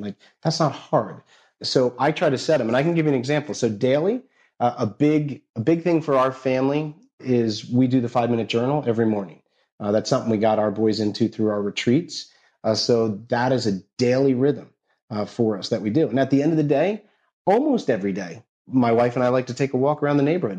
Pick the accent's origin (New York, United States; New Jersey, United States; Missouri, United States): New Jersey, United States; I grew up in North Jersey.